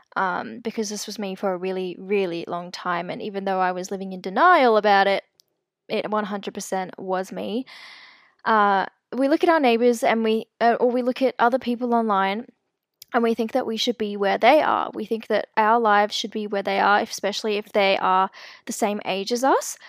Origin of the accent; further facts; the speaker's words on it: South Africa; I'm actually South African. I was born there.